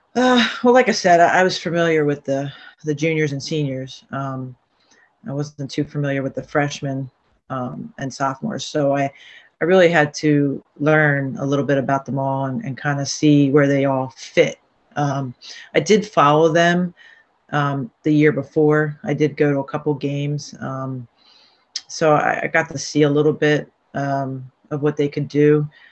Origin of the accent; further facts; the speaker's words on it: Barrington, New Jersey, United States; also born or lived in Baltimore, Maryland / Voorhees, New Jersey; I lived in um, Barrington first, um, so I went to you know Woodland Middle School